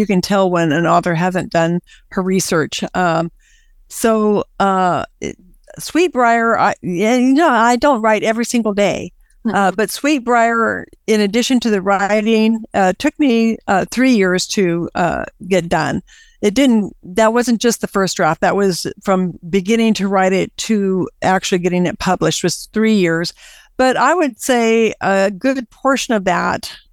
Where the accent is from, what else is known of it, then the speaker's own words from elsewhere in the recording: United States; my heart is I'm an American.